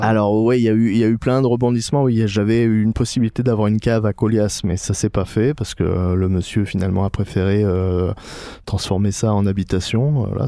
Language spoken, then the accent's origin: French; Gard, Occitania, France; moved away as an adult; also born or lived in Paris; comme je suis originaire du Gard, ben on, est revenu s'installer dans le Gard avec ma femme